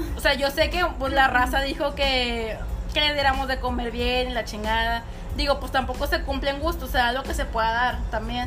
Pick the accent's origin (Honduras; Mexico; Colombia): Mexico; Nuevo León